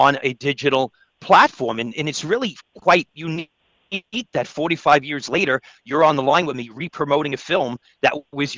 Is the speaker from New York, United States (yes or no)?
yes; Brooklyn, New York, United States; I'm 57 years old, Andrew, And I grew up in Brooklyn.